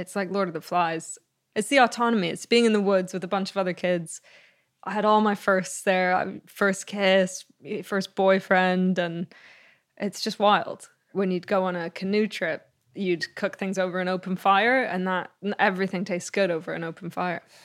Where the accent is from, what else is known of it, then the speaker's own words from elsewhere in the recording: Canada; also born or lived in Greece; I was born later in Canada, but Greece was, it was every summer